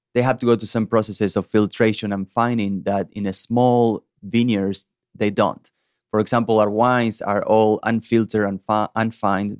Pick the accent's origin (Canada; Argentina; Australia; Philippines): Argentina; Salta; moved away as an adult; also born or lived in Georgia, United States; now in Chattanooga, United States; my hometown in the northern part of Argentina called Salta